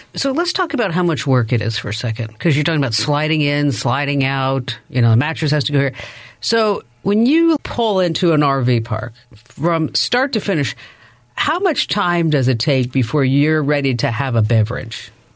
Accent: New Jersey, United States; I grew up in New Jersey

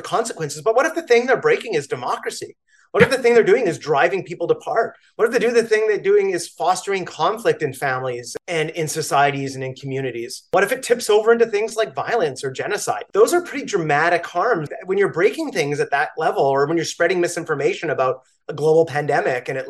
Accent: Canada; now in New York, United States; I am a Canadian. I'm a New Yorker

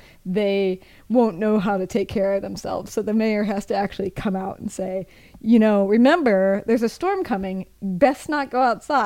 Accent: Midwest, United States; moved away; I'm from the Midwest

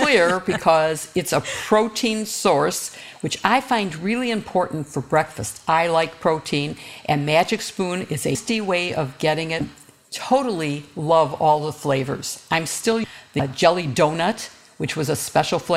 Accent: Illinois, United States; Illinois is considering, my home state

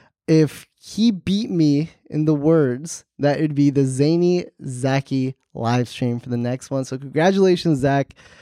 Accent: New Jersey, United States; I'm from New Jersey.

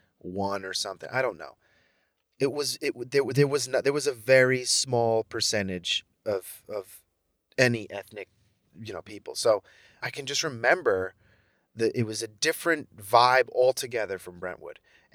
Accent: Mexico; and then I was Mexican.

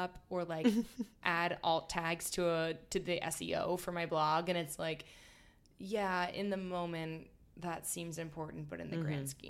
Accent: Villanova, Pennsylvania, United States; I'm from just outside of Philadelphia, like Villanova, Wayne area.

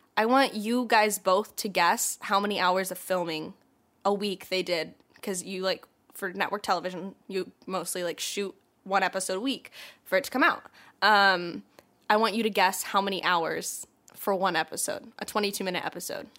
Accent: Atlanta, Georgia, United States; moved away; we're also both from Atlanta, and so when I was home for the holidays

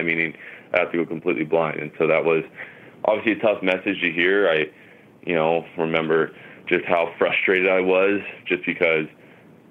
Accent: Huntington Beach, California, United States; I was born in Huntington Beach, California, and I was raised here, been here ever since

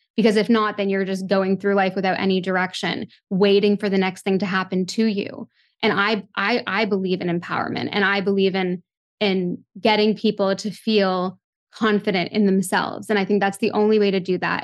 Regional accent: Toronto, Ontario, Canada; growing up in Toronto, a big city

